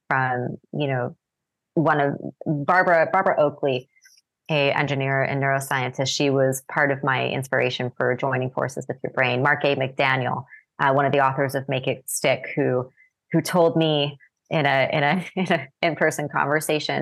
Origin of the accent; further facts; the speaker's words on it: Canada; moved away as an adult; also born or lived in Japan; I had to take French as a Canadian. We're taught French from a young age.